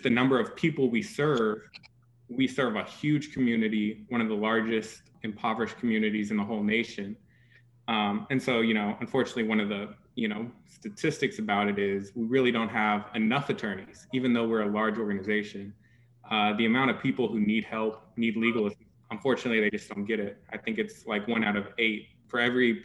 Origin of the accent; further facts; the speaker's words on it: San Antonio, Texas, United States; now in Houston, United States; I'm originally from San Antonio